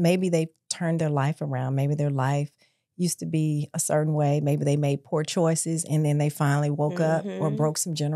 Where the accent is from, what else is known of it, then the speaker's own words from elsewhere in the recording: Memphis, Tennessee, United States; I was born and raised in Memphis.